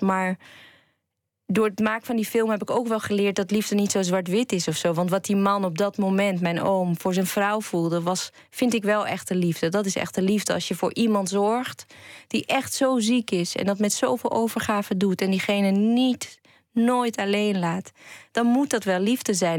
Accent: Enschede, Overijssel, Netherlands; ik ben een eh, tukker. Want ik ben geboor, geboren en getogen in Enschede.

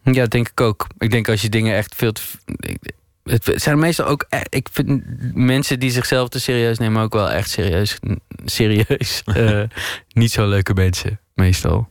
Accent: Maastricht, Limburg, Netherlands; moved away as an adult; also born or lived in Geleen; now in Amsterdam, Netherlands; Maar ik ben geboren in Geleen en opgegroeid in Maastricht. En op mijn 21ste naar Amsterdam verhuisd.

